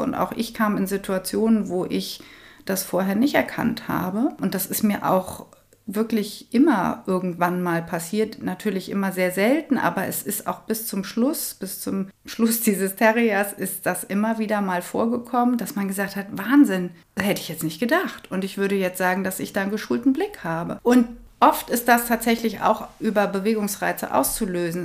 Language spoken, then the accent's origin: German; Kronberg, Hesse, Germany; moved away as an adult; Ich bin hier auch im Taunus groß geworden. In Kronberg, da bin ich ja jetzt wieder